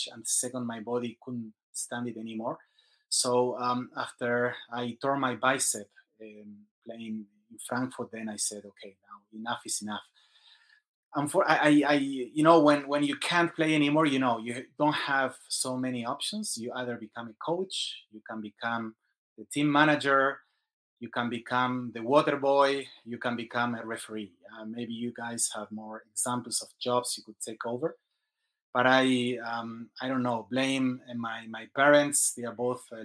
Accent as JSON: {"language": "English", "country": "Argentina", "also_born_or_lived": "Singapore", "moved": "as an adult", "lives_now": "Sandnes, Norway", "said": "I'm from Argentina, and around 20 years ago, I left the country."}